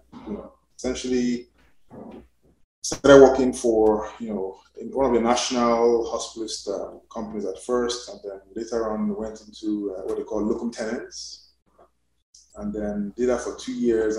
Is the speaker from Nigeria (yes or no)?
yes; Nigeria; also born or lived in United Kingdom; now in United States; I'm Nigerian, by although I'm now a naturalized American. But I actually came from UK to do my residence in the US